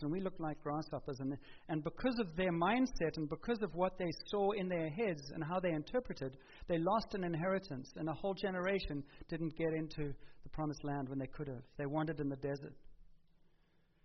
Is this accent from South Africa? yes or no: yes; South Africa; moved away; We grew up in South Africa